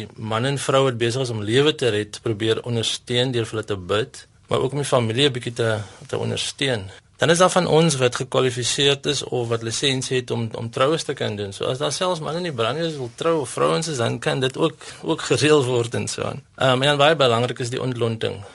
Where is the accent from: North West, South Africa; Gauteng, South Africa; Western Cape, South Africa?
Western Cape, South Africa; Stellenbosch; Ek is van Stellenbosch, ja.